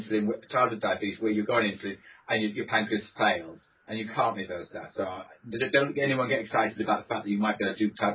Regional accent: Swansea, Wales, United Kingdom; I'm from Swansea

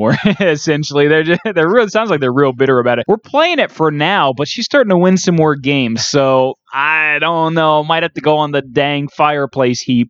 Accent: United States; I as an American taxpayer

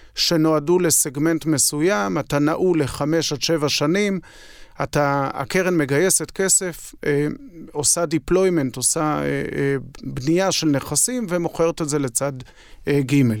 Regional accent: Israel

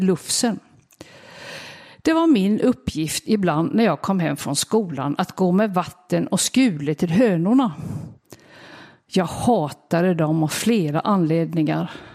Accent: Vårgårda, Västra Götaland, Sweden; now in Ingarp, Sweden; Jag växte upp på en bondgård med många djur strax utanför samhället

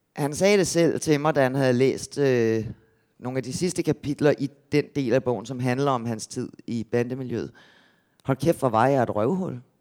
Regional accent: Gentofte, Capital Region of Denmark, Denmark; der, hvor jeg kommer fra, nord for København

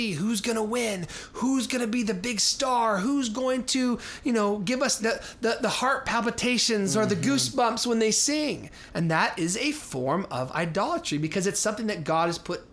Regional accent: Denver, Colorado, United States; now in Minneapolis, United States; I grew up in Denver

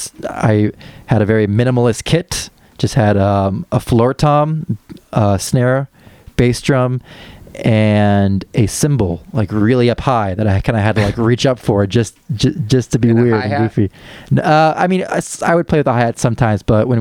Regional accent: Champaign, Illinois, United States; born or raised there; also born or lived in St. Joseph, Illinois

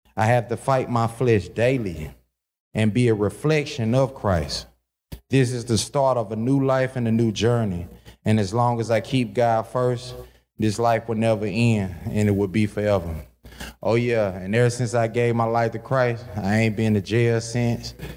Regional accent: Kinston, North Carolina, United States; I was born in Kinston, North Carolina

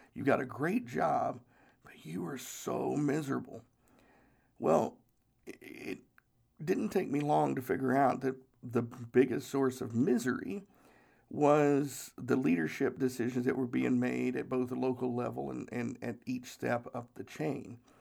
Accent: Charleston, South Carolina, United States; I was born in Charleston Naval Hospital

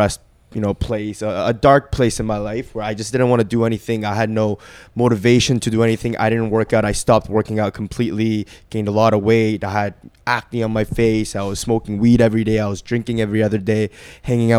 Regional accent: Vancouver, British Columbia, Canada; English is a second language; also born or lived in Korea; I was born in Korea. I lived there till I was 9, and then we moved to Vancouver.

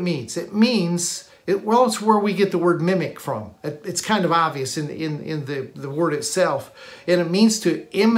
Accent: Michigan, United States; I grew up in Michigan

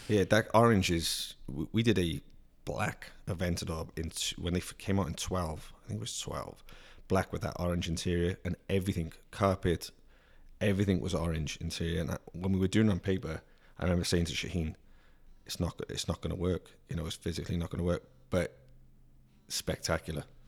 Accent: Cardiff, Wales, United Kingdom; moved away; born and raised in Cardiff City. in Wales, which is a capital

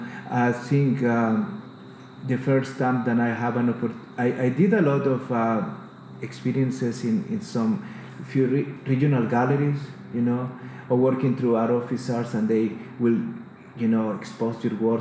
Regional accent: El Salvador; English is a second language; moved away as an adult; also born or lived in Australia; now in Queensland, Australia; I got with another 4 artists of El Salvador to represent in a Biennale

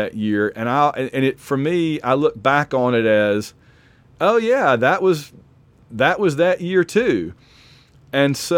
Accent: Alabama, United States; I'm from Alabama

